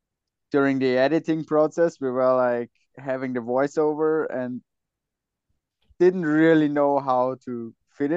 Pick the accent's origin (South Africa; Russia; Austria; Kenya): Austria; Salzburg; I'm originally from Salzburg, but my mom is from Kitzbühel